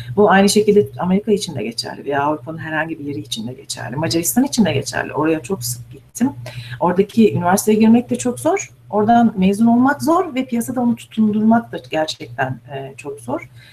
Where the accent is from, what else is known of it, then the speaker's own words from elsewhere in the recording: Değirmendere, Kocaeli, Turkey; moved away as an adult; also born or lived in Istanbul; now in Los Angeles, United States; İzmit Değirmendereliyim